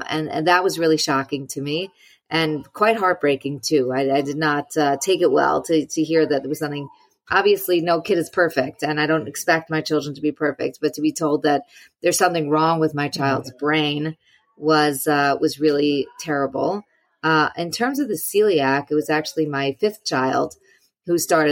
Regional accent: New York, United States; I'm a New Yorker.

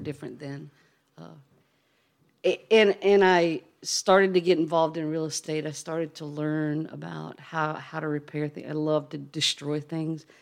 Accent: Charlottesville, Virginia, United States; also born or lived in Chesapeake Bay; we grew up on the Chesapeake Bay

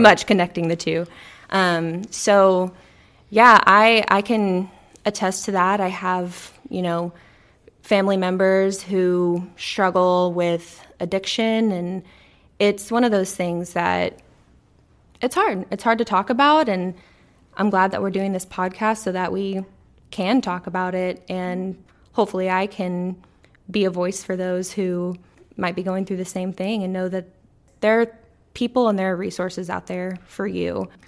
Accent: Corpus Christi, Texas, United States; I grew up in Corpus Christi, Texas

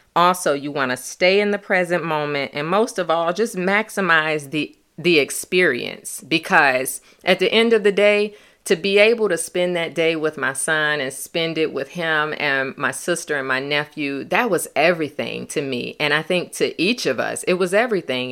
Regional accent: Michigan, United States; we were from Michigan.

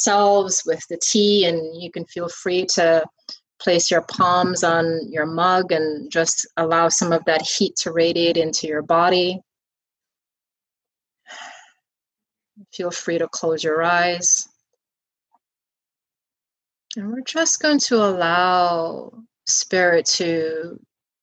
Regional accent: Guyana; growing up in Guyana, my grandmother used

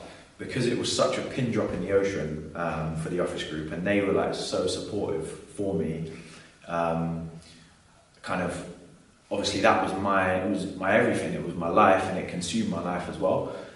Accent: London, United Kingdom; being a Londoner, born and bred

